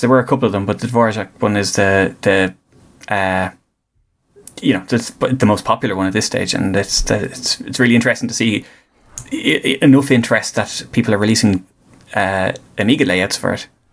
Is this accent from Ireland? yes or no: yes; Greystones, Leinster, Ireland; they're from Greystones and are they're based in Greystones, and that's that's my hometown